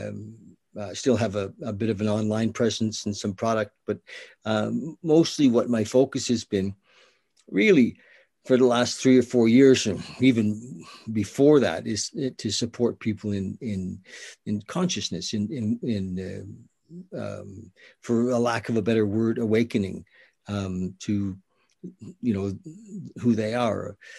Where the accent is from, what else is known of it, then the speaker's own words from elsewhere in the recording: the Maritimes, Canada; I'm from the Maritimes.